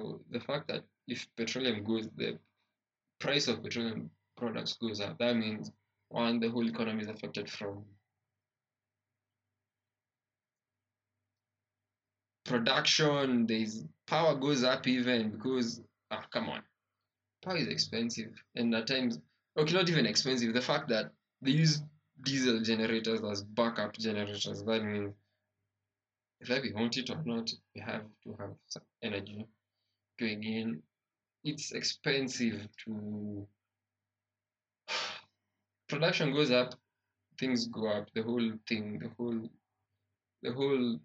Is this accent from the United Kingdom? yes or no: no; Kenya; as a Kenyan